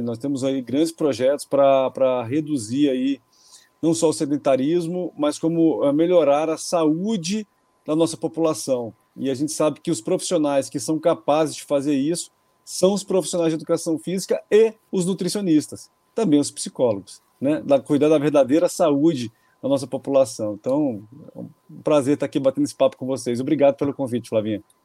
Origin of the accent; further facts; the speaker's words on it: Brasília, Federal District, Brazil; eu sou de Brasília